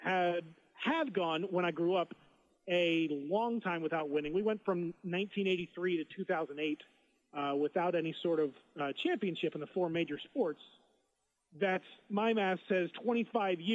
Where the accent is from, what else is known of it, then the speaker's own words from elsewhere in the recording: Philadelphia, Pennsylvania, United States; now in Seattle, United States; growing up in Philadelphia, my dad always listened to WIP